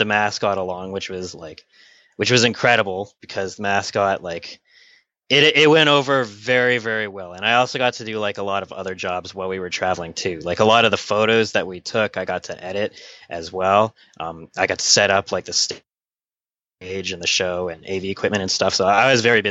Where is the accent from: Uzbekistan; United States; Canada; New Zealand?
Canada; I'm from Canada